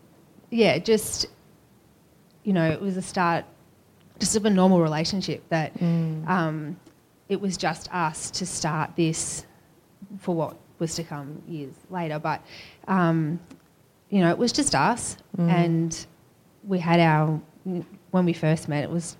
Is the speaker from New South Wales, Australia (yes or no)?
no; Ocean Grove, Victoria, Australia; also born or lived in Melbourne; An Ocean Grove girl, so grew up. I say we're country, it's technically country. I'm born in Melbourne, but we moved to Ocean Grove when I was in grade five, so we grew up there.